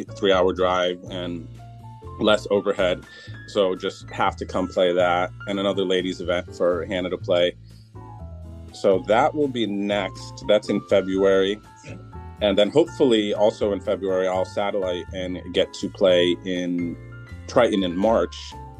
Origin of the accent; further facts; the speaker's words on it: Scranton, Pennsylvania, United States; also born or lived in Yuma, Arizona; So I was born in Yuma, Arizona. Then my sister was born in Beaufort, South Carolina. And then my brother was born in Scranton, Pennsylvania, which is where my parents live now and where I grew up.